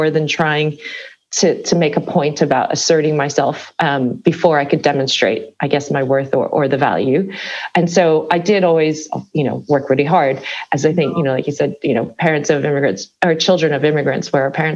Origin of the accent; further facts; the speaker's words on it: Chicago suburb, Midwest, Illinois, United States; moved away as an adult; also born or lived in California; now in London, United Kingdom; I grew up in the Midwestern parts of the States, but I moved to California after university. So growing up in the Midwest, in a Chicago suburb